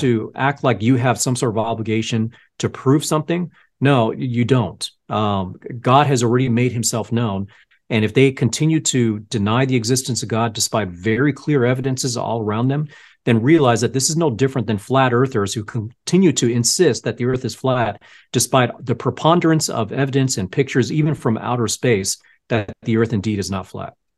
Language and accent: English; El Segundo, California, United States; I grew up in El Segundo. It's a kind of a beach town